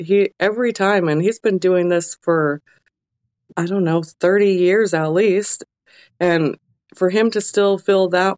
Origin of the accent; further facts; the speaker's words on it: Alaska, United States; growing up in Alaska